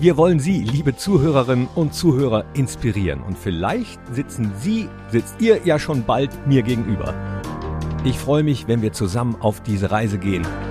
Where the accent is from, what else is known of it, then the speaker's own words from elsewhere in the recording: Mönchengladbach, North Rhine-Westphalia, Germany; Ich komme aus Mönchengladbach, ich lebe im Rheinischen Revier